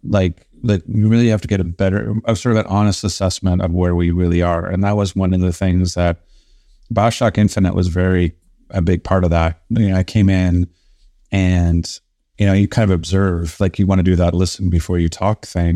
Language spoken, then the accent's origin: English; Canada; being Canadian